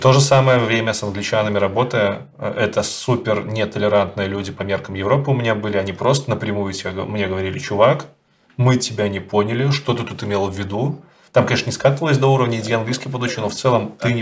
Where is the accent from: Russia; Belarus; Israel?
Belarus; Я как белорус